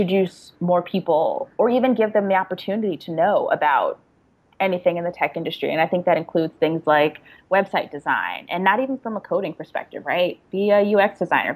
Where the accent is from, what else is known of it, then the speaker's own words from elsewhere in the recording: Prince George's County, Maryland, United States; also born or lived in New York City; now in Atlanta, United States; I grew up in Prince George's County, PG County